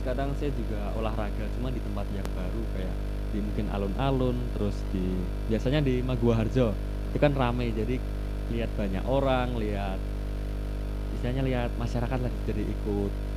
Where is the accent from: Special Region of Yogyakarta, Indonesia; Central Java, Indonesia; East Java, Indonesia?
Special Region of Yogyakarta, Indonesia; Sleman; aku asalnya dari DIY dari Sleman tepatnya kak jadi anak sinilah